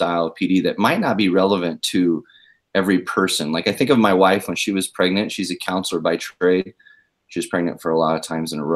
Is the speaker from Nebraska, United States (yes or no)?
yes; Omaha, Nebraska, United States; also born or lived in Independence, Missouri; I was born and raised up in Omaha, Nebraska